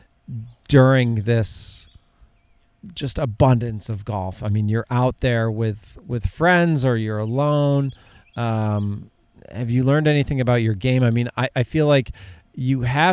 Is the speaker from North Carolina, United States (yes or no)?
no; upstate New York, United States; moved away; I grew up in upstate New York